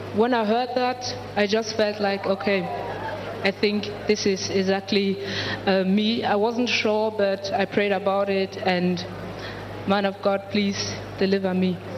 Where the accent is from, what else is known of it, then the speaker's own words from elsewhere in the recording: Germany; I'm from Germany